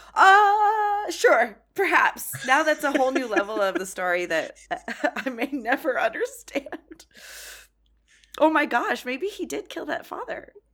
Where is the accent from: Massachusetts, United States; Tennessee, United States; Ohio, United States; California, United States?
California, United States; San Fernando Valley; I call that my hometown